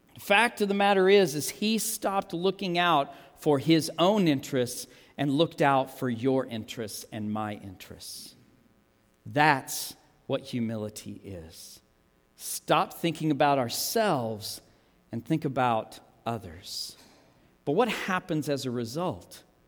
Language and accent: English; United States; I'm an American